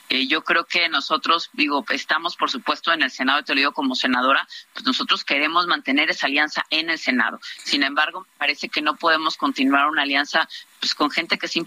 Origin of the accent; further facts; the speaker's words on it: Veracruz, Mexico; Yo soy veracruzana y te puedo decir que en los momentos más complicados de inseguridad, seguridad en mi estado, la Marina y el Ejército son los que han sacado adelante mi estado.